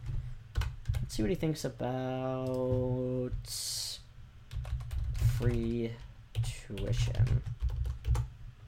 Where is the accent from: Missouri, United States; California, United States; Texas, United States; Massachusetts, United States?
Massachusetts, United States; Elizabeth Warren. She is a rep from my home state.